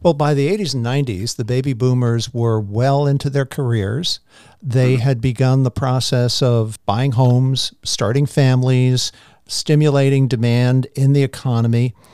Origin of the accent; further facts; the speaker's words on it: New York City, New York, United States; I grew up in Queens, Jamaica Estates in New York